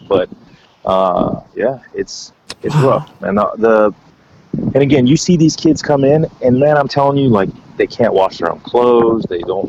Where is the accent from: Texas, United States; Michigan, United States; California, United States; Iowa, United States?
Texas, United States; Yeah, I'm from Texas.